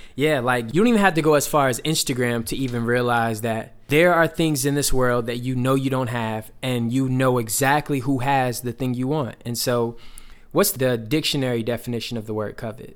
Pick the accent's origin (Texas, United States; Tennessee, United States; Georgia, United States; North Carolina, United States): Georgia, United States; Atlanta; moved away; one of the pastors that I grew up around back in Atlanta